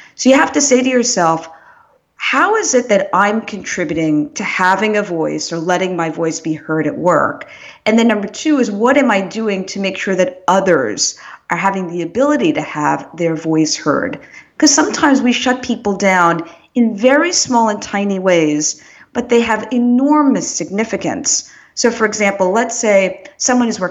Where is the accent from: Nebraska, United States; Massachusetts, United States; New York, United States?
New York, United States; New York City; moved away; I was born in good old Brooklyn, New York